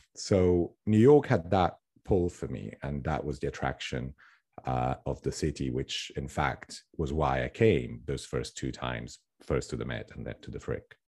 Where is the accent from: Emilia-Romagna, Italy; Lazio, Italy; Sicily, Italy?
Lazio, Italy; Rome; moved away as an adult; also born or lived in Tuscany / West Sussex / London; now in United States; growing up in Rome